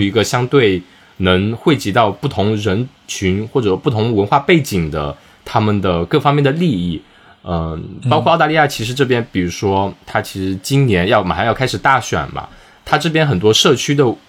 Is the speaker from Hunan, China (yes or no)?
no; Wenzhou, Zhejiang, China; accent: Wenzhou dialect; moved away as an adult; now in Melbourne, Australia; 切换成我们的温州方言